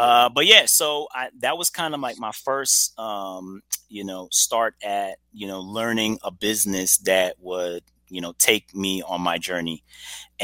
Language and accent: English; Trinidad & Tobago; also born or lived in Brooklyn, New York / Woodstock, Georgia; now in Atlanta, United States; I'm originally from Trinidad and Tobago. Was born in Brooklyn, New York, believe it or not. But I know nothing of Brooklyn. My mom was actually, vacationing. I grew up in Trinidad for the majority of my adolescence